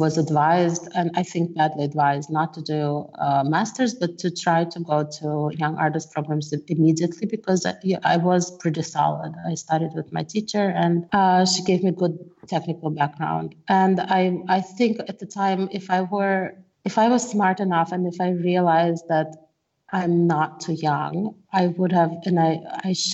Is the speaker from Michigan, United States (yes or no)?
yes; Michigan, United States; moved away as an adult; now in Germany; In Midwest, in Michigan